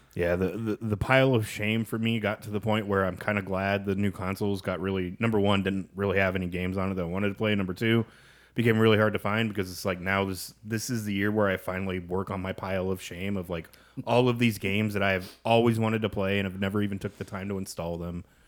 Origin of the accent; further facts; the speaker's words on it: Kansas, United States; moved away; growing up in Kansas, I cut my craft beer teeth on Boulevard